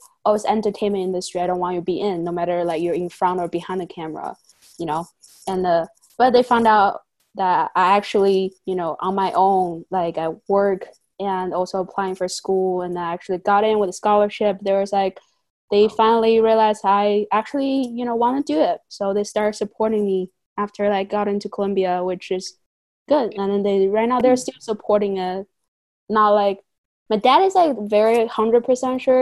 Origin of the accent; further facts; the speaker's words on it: China; moved away; I grew up in China with my dad